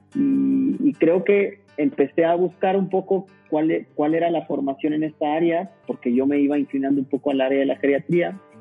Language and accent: Spanish; Saltillo, Coahuila, Mexico; moved away as an adult; also born or lived in Barcelona; regresar aquí a mi ciudad natal, a Saltillo, Coahuila